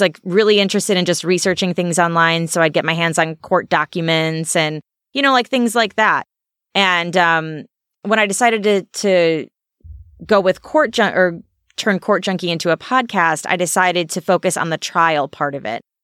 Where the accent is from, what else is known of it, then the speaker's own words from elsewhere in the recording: Alsip, Illinois, United States; also born or lived in San Diego; a little town called Alsip.